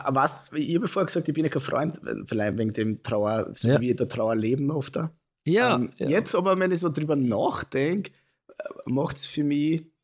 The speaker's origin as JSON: {"language": "German", "region": "Burgenland", "country": "Austria"}